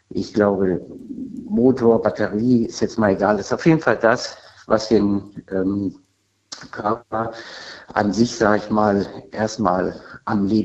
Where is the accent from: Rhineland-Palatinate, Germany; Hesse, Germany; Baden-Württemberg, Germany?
Rhineland-Palatinate, Germany; Linz am Rhein; Ich komme aus dem Rheinland-Pfalz.